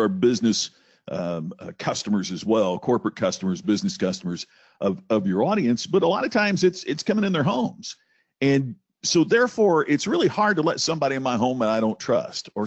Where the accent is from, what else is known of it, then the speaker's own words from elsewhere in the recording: Crothersville, Indiana, United States; I grew up in a very small town, rural Indiana. My mom and dad owned the one grocery store in Crothersville, Indiana, my hometown